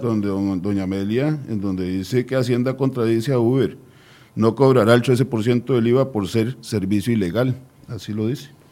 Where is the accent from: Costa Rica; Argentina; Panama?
Costa Rica; nosotros como buenos costarricenses